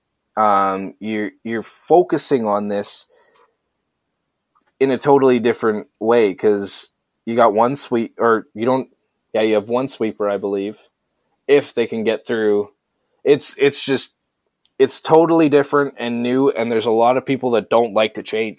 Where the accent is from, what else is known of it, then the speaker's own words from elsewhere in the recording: Canada; I'm Canadian